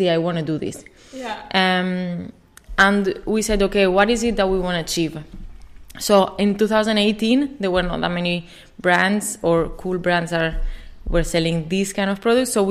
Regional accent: Spain; English is a second language; moved away; I'm from Spain. If you cannot tell from my accent.

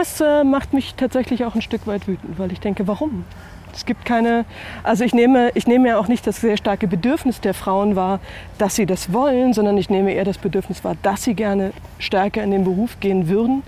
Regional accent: Germany; moved away as an adult; also born or lived in Bavaria; an manchen Punkten doch in einem anderen Land groß geworden. Ich bin in der DDR geboren

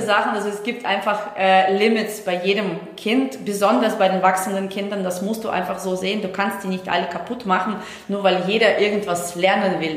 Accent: Estonia; moved away; ich komme ja aus Estland gebürtig, also ich komme nicht aus Deutschland

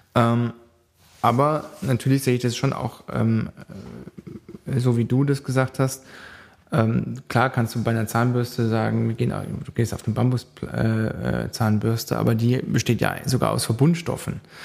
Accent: Baden-Baden, Baden-Württemberg, Germany; ich wohne auch, äh, noch in Baden-Baden, das ist in dem Wahlkreis drin, das ist meine Heimatstadt

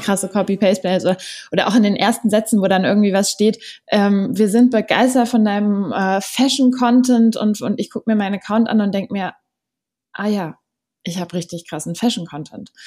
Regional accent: Berlin, Germany; ich komme aus Berlin, 25 Jahre alt

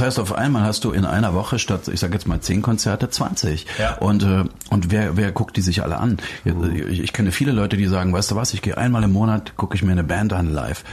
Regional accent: Dresden, Saxony, Germany; ich bin in Dresden groß geworden, also im, im Osten Deutschlands

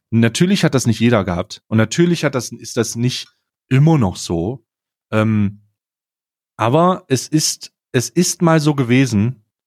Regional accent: East Germany, Germany; moved away; also ich komme ursprünglich aus Ostdeutschland

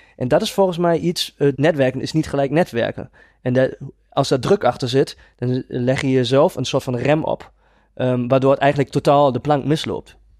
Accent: Germany; Dutch is a second language; moved away; Ik ben geen Nederlander en ik ga dat gelijk vanaf begin af aan even duidelijk maken. Ik probeer mijn allerbest om Nederlands te praten, maar ik ben een Duitser

